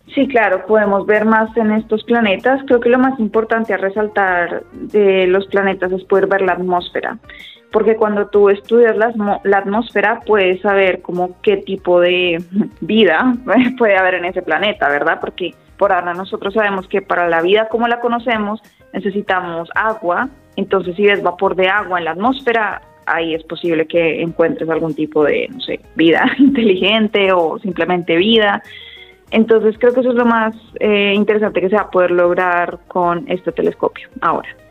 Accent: Bogotá, Colombia; moved away as an adult; also born or lived in Austin, Texas, United States; nací en la capital, en Bogotá y allá hay muchísimos centros de, de ciencia, había muchas charlas en Maloca o en el planetario a las que yo iba

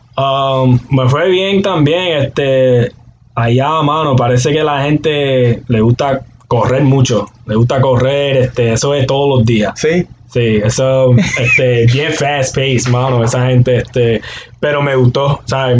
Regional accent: Aguadilla, Puerto Rico; moved away; soy de Aguadilla, Puerto Rico.

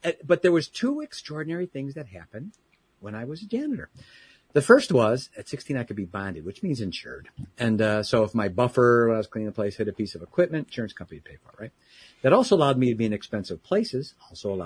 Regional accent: Chicago, Illinois, United States; also born or lived in Southeast Michigan; now in Michigan, United States; born and raised in the Chicagoland area

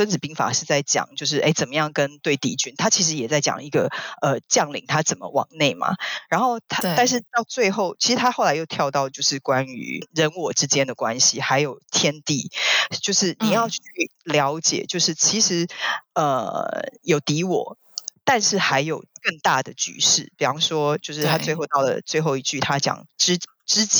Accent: China; 然后，可是我觉得中国人好像不会是这样想。我们中国人好像有一种叫做也要知天知地

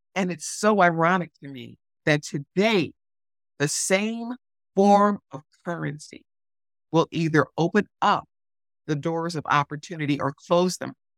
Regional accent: Detroit, Michigan, United States; my hometown of Detroit

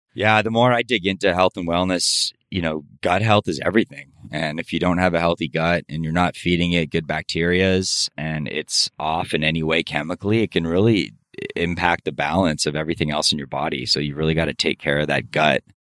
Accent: Miami, Florida, United States; now in Los Angeles, United States; I grew up in Miami

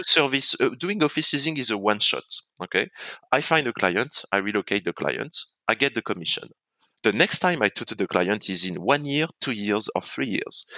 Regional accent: France; accent: French; moved away as an adult; now in Hong Kong; I was born in France, as people can say from my accent

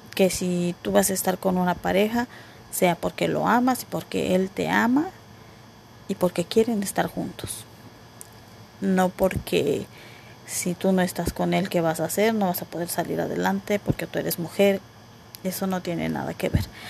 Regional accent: Mexico; yo soy mexicana

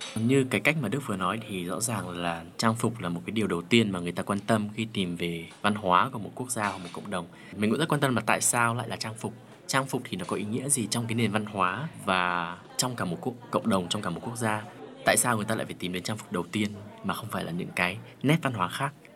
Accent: Vietnam; mình là người Việt Nam

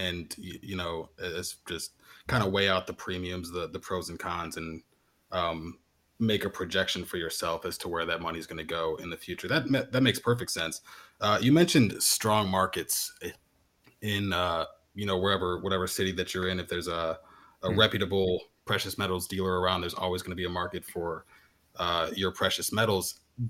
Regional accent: Canada; although as a Canadian native, you'll be happy to know that I became the proud owner of my very first maple leaf just recently

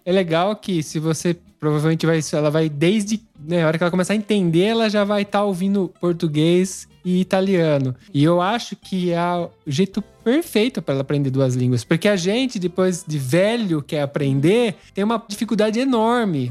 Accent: São Paulo, Brazil; moved away as an adult; now in Italy; a gente nasceu em São Paulo

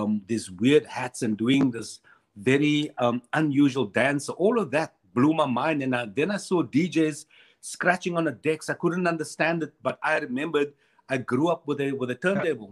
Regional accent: Cape Town, Western Cape, South Africa; We would then move to Mitchell's Plain. And as a kid growing up in Mitchell's Plain and a typical kid on the Cape Flats

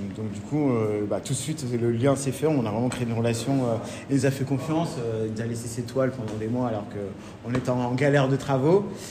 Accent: Normandy, France; also born or lived in Lille; now in Paris, France; je suis un petit Normand

